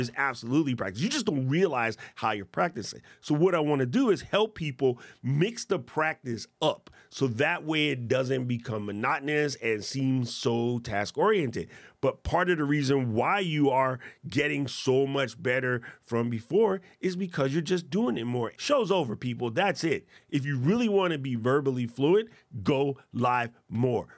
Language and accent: English; United States; as an American